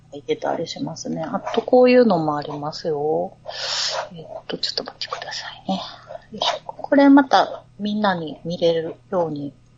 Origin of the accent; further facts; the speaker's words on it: Kansai, Japan; 関西人やから